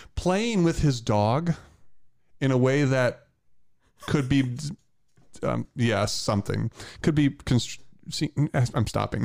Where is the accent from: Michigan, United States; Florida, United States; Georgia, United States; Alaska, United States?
Michigan, United States; I'm from Michigan